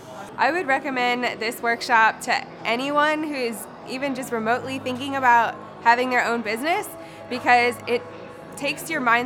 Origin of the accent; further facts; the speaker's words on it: Tulsa, Oklahoma, United States; I am from Tulsa, Oklahoma.